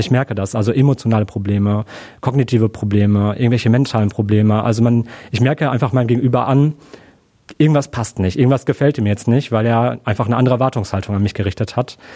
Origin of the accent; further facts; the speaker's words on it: Germany; ja, ich bin Deutscher, ich habe einen deutschen Pass.